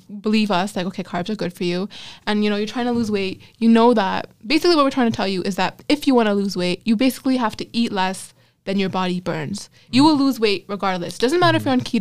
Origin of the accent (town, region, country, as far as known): Pakistan